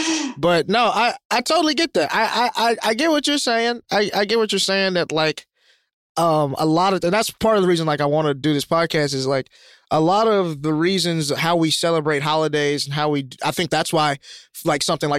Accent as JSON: {"language": "English", "region": "Alabama", "country": "United States", "said": "how have you never seen Die Hard as a white, red-blooded American in this country? I'm from Alabama."}